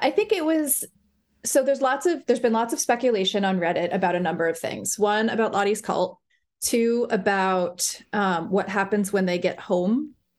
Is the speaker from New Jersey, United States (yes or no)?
yes; Bergen County, New Jersey, United States; now in Providence, United States; I am a third generation Bergen County person